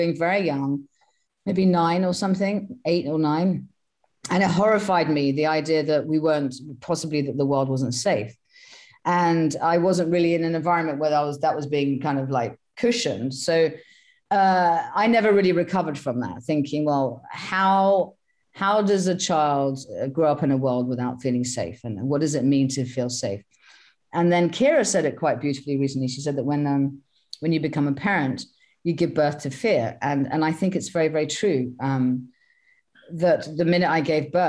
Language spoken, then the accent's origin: English; Sussex, South East England, United Kingdom; I was brought up in Sussex, which is the southeast of England